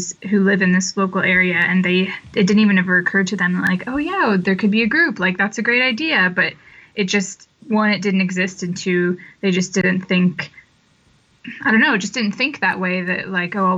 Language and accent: English; Monticello, Illinois, United States; moved away as an adult; also born or lived in London, United Kingdom; now in Cheltenham, United Kingdom; I was born in Illinois in a small town. I grew up in a small town, about 8,000 people, called Monticello in Illinois